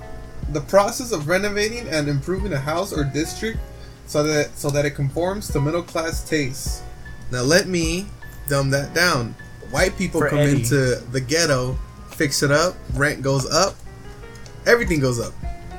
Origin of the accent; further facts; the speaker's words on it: Philippines; I mean, I'm Filipino, so I already tried it.